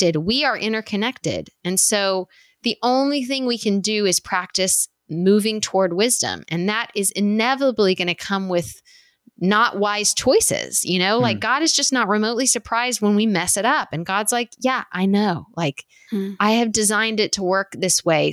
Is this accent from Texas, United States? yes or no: yes; West Texas, United States; I grew up in West Texas